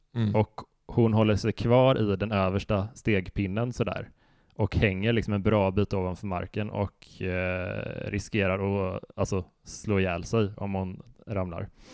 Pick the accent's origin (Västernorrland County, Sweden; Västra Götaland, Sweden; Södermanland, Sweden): Västra Götaland, Sweden; det finns en sjö ganska nära där vi växte upp som heter Helsjön som är en sån eh, kurortssjö